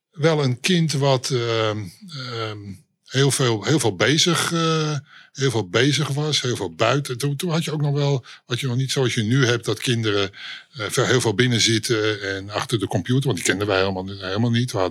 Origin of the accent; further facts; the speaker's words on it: Amsterdam, North Holland, Netherlands; Ja, ik, ehm, ik ben eh, eh, oorspronkelijk Amsterdammer.